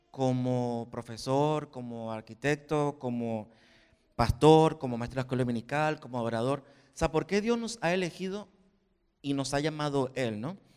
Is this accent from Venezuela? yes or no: yes; Venezuela; moved away as an adult; now in Spain; cuando salí de Venezuela a este país, dije, bueno, ya mi prueba fue cuando salí de Venezuela. Todos los años que pasé aquí como sin papeles, buscando trabajo, trabajando en negro, la primera tarjeta de residencia, por fin me dieron el DNI